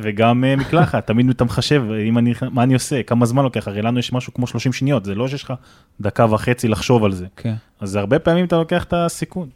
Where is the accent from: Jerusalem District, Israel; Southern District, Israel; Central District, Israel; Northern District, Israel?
Southern District, Israel; Netivot area; אני גר שם כל החיים